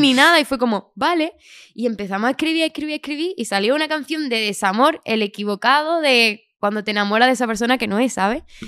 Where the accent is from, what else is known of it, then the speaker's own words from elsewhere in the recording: Chiclana de la Frontera, Andalusia, Spain; now in Madrid, Spain; yo soy de Chiclana, aunque ahora estoy viviendo aquí en Madrid.